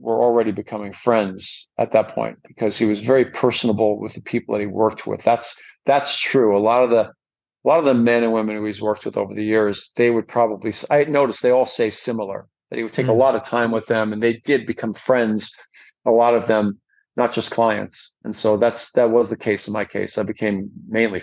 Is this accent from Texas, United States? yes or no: no; New York, United States; moved away as an adult; also born or lived in Long Island / California; I moved from New York to California when I was about 21.